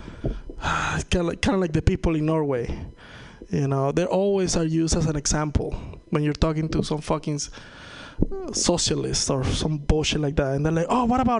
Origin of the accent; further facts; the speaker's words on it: Venezuela; first language Spanish; English is a second language; moved away; I'm from Venezuela.